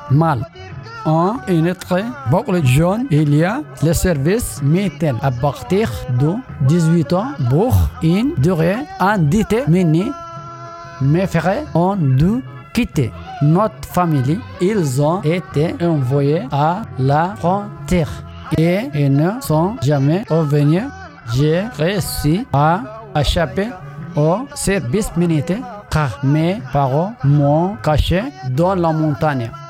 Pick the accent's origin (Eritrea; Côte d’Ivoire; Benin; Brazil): Eritrea; French is a second language; moved away as an adult; also born or lived in Sudan / Switzerland; now in France; j'ai l'expérience pro on en Érythrée, j'étais maraîcher et au Soudan, j'étais boulanger et mécanicien automobile.